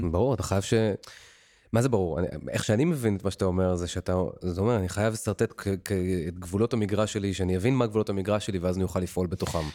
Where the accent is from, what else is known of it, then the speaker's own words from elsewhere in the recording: Ramat Gan, Tel Aviv District, Israel; גדלתי משפחה ברמת גן, ממוצעת, רגילה